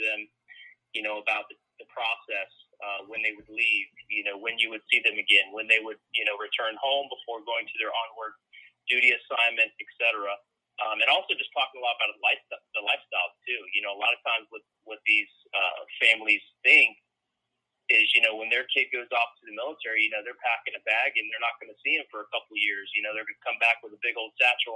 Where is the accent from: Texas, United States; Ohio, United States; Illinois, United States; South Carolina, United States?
Ohio, United States; Marysville; moved away as an adult; now in Raleigh, United States; I'm from Marysville, Ohio, so it's a little bit southwest of Columbus